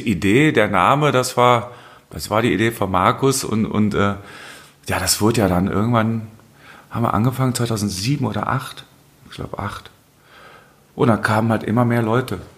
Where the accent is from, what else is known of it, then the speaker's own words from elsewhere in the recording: Hennef, North Rhine-Westphalia, Germany; ich bin ähm, aufgewachsen in der Steinstraße bis 76